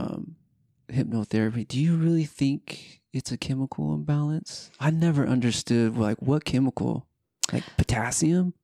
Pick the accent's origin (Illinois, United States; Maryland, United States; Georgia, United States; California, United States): California, United States; Southern; moved away as an adult; now in Utah, United States; I'm originally from Southern California